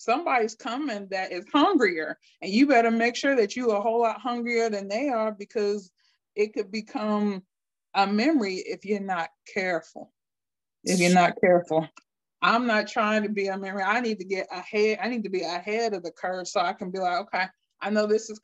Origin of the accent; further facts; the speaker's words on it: Akron, Ohio, United States; I'm from Akron, Ohio